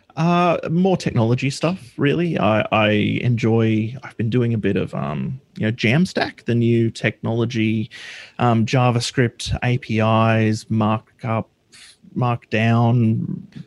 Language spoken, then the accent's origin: English; Australia; I'm from Australia